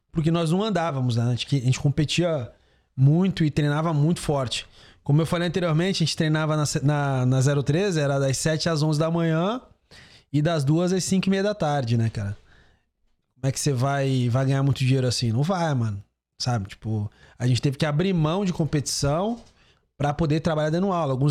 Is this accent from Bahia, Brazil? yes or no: no; Santos, São Paulo, Brazil; eu sou de Santos, eu gosto do, do, do clima do litoral.